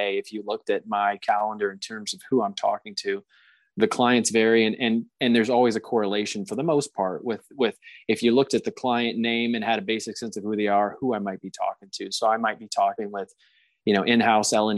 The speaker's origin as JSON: {"language": "English", "region": "South Carolina", "country": "United States", "moved": "yes", "said": "I'm from South Carolina originally"}